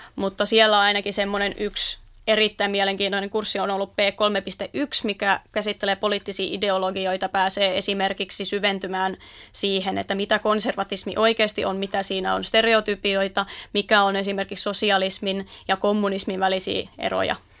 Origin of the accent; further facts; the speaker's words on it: Naantali, Southwest Finland, Finland; alun perin tuosta Naantalista aivan Turun vierestä